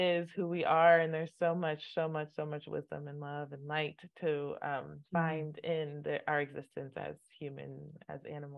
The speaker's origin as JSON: {"language": "English", "country": "Nigeria", "tie": "born or raised there", "said": "Both my parents are Catholic. Mm. So I grew up in the Catholic Church, and which is very common in Nigeria. It's a very dominant religion in Nigeria."}